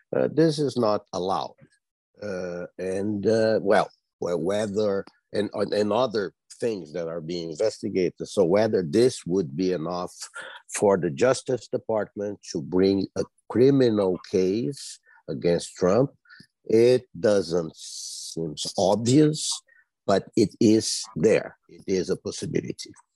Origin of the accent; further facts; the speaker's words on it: Brazil; moved away as an adult; now in United States; I was born in Brazil and I'm a naturalized uh, citizen of the United States for the past